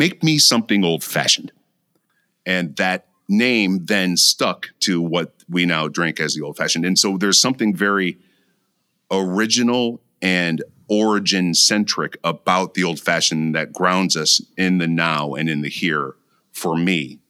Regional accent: Mankato, Minnesota, United States; also born or lived in Lincoln, Nebraska / Galesburg, Illinois / Decatur, Illinois; As our audience knows, I was born in Lincoln, Nebraska, raised in Mankato, Minnesota, and Galesburg, Illinois, and Decatur, Illinois, and in the 70s.

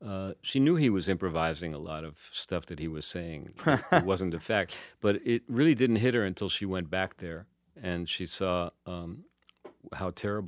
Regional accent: New York, United States; also born or lived in San Francisco Bay Area / Saint Lucia; now in France; I lived in the U.S. I lived 30 years in the San Francisco Bay Area, and I grew up in New York.

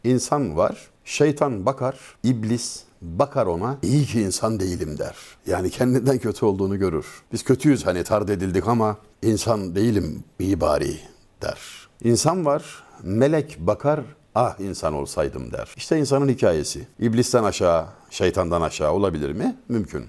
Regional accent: Denizli, Turkey; Memleketim olan Denizli'de

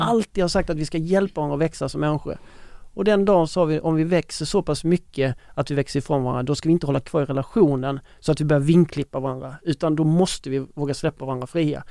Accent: Ronneby, Blekinge, Sweden; i Ronneby i min hemstad

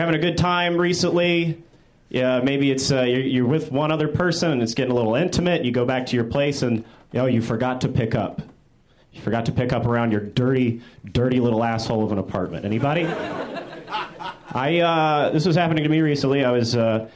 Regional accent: Nashville, Tennessee, United States; now in Los Angeles, United States; I'm from Nashville, Tennessee

